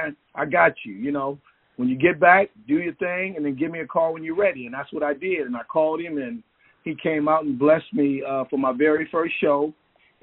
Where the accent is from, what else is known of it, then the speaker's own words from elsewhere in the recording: San Francisco, California, United States; moved away as an adult; also born or lived in Oakland, California; now in Bakersfield, United States; I'm originally from San Francisco, born and raised in San Francisco